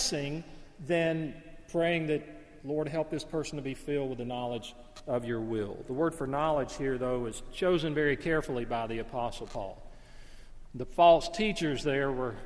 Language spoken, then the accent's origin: English; Alabama, United States; The neighborhood I grew up in Alabama